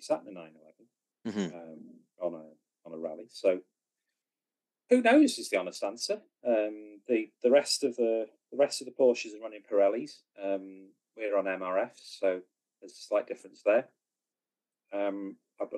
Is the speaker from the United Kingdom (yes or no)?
yes; Wales, United Kingdom; being a Welshman.